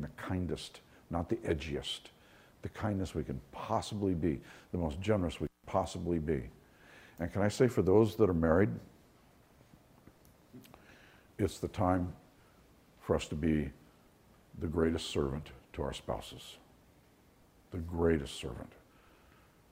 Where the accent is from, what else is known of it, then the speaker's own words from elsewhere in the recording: New York, United States; now in Florida, United States; I'm from New York